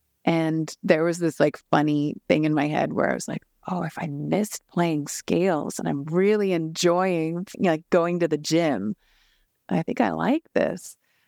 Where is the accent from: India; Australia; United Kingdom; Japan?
Japan; born there; So I was born in Japan and my parents had been living there for about a decade.